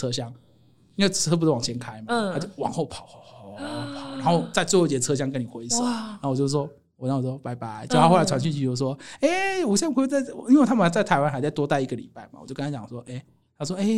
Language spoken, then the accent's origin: Chinese; China; 我告诉你哦， 我们大陆那边呢，很多这种啊